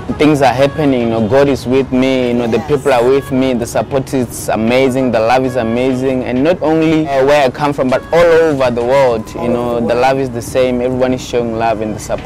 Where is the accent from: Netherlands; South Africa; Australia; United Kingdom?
South Africa; Kelly's Village, Limpopo; and I was born in Kelly's Village in South Africa in a province called Limpopo.